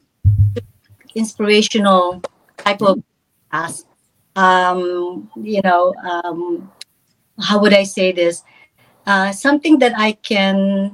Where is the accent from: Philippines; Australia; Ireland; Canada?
Philippines; moved away; was growing up in the Philippines